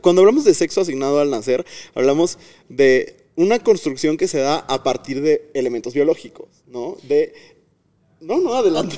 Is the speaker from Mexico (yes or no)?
yes; Tamaulipas, Mexico; now in Guanajuato, Mexico; soy de Tamaulipas, pero vivo en Guanajuato